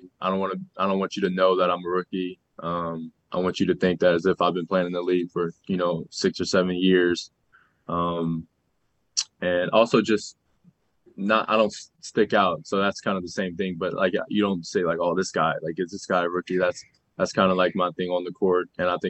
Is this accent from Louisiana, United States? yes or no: yes; New Orleans, Louisiana, United States; I'm from New Orleans, so it's hot, and you're sweating as soon as you get outside.